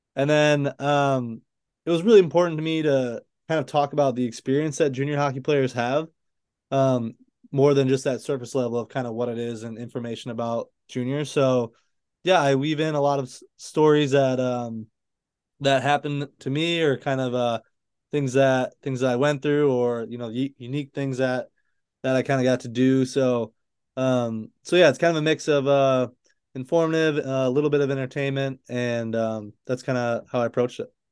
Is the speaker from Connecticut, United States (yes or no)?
no; Chelsea, Michigan, United States; moved away; I'm from Michigan, like you said. I grew up in this little town right outside of Ann Arbor, Michigan, called Chelsea